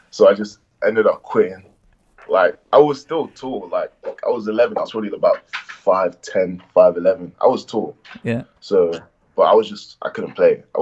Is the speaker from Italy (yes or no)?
no; Nigeria; accent: Irish; I'm Nigerian and I was around Nigerians. I was living in Essex, so I was around a lot of Nigerians. But one thing was like I was a black kid with an Irish accent